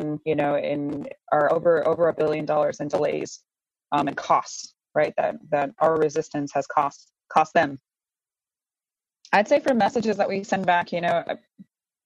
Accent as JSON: {"language": "English", "town": "International Falls", "region": "Minnesota", "country": "United States", "tie": "born or raised there", "said": "I was born and raised just outside of International Falls, Minnesota. And I'm calling in from northern Minnesota"}